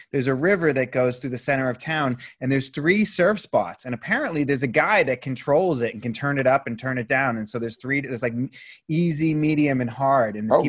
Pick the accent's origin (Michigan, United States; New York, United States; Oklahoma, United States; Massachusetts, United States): Massachusetts, United States; Boston; I grew up in Boston